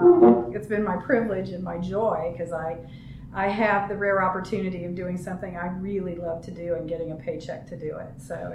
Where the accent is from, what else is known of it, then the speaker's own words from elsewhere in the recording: Ohio, United States; also born or lived in Southern California; So I came here from Ohio via Southern California.